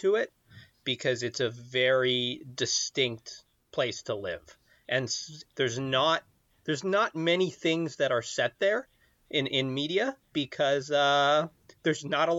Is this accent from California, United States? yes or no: no; Orcas Island, Washington, United States; I grew up on Orcas Island.